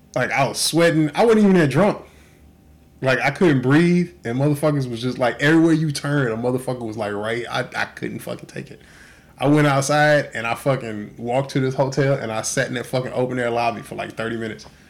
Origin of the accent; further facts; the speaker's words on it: Texas, United States; now in Oahu, United States; I grew up in Texas